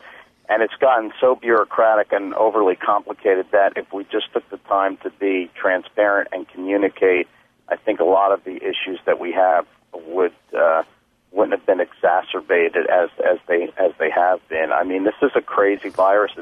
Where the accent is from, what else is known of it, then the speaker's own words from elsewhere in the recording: Philadelphia, Pennsylvania, United States; moved away; I'm originally from Philadelphia, and that's where I was doing the performances